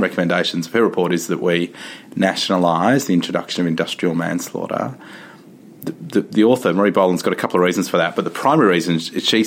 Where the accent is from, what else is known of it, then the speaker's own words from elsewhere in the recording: Victoria, Australia; my home state of Victoria